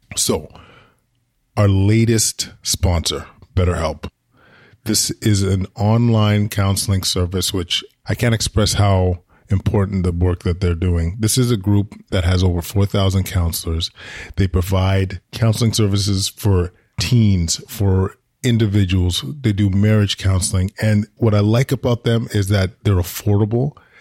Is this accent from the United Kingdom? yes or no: no; Edmonton, Alberta, Canada; now in Ottawa, Canada; I grew up in Edmonton